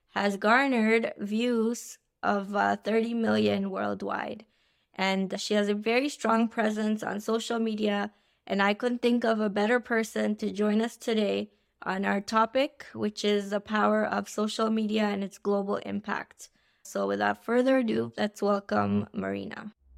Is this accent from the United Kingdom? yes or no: no; India; I'm Indian, so we're very traditional